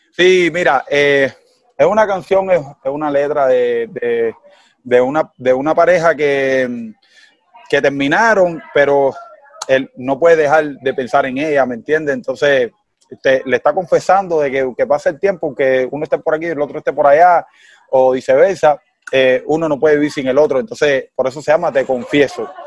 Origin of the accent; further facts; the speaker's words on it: Cuba; accent: Cuban; el cubano, nosotros tenemos nuestro dialecto